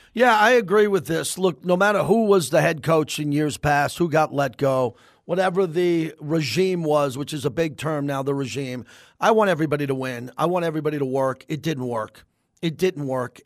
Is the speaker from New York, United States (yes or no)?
yes; New York, United States; now in Las Vegas, United States; I'm from New York